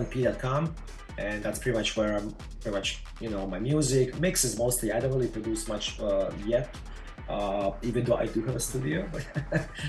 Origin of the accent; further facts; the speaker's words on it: Croatia; moved away as an adult; also born or lived in Tampa Bay, Florida; now in St. Petersburg, United States; I was born in Croatia